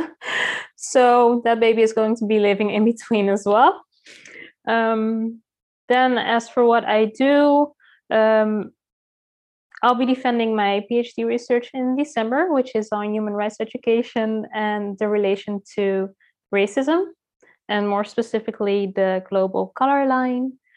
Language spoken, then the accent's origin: English; Netherlands; moved away as an adult; now in Curaçao; I was born and raised in the Netherlands